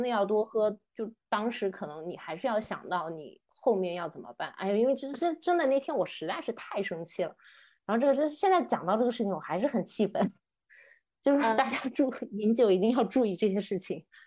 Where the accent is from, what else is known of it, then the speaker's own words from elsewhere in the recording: Qingdao, Shandong, China; moved away; 我们小时候青岛是真的会用塑料袋儿去打啤酒的